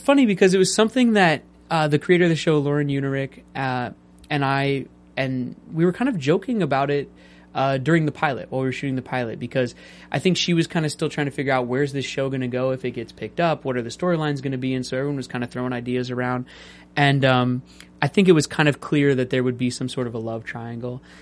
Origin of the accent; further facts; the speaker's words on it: Seattle, Washington, United States; I was raised in Seattle